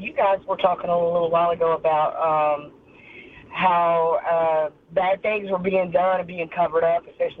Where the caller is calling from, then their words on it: Myrtle Beach, South Carolina, United States; Calling from Myrtle Beach, South Carolina.